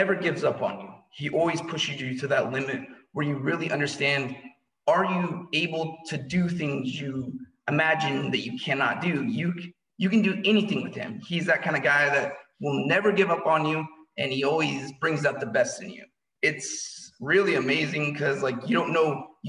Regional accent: Lewiston, Idaho, United States; I was born in Lewiston, Idaho. Childhood was interesting

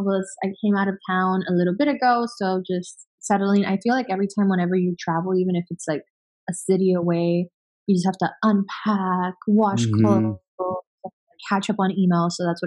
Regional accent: Miami, Florida, United States; English is a second language; also born or lived in Venezuela; I grew up in Venezuela until I was 8 and then I moved to Miami. And growing up in Miami was definitely a culture shock for me.

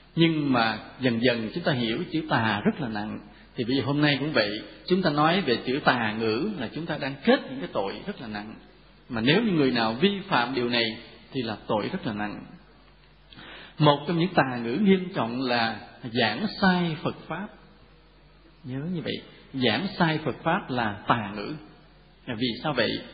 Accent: Vietnam

